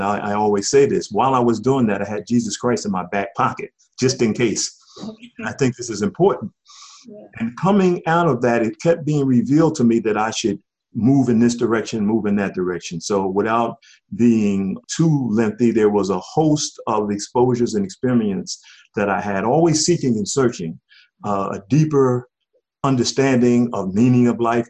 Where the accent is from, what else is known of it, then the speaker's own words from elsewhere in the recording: Philadelphia, Pennsylvania, United States; Well, I had a wonderful upbringing. It was back in the day where you had true community in our African community.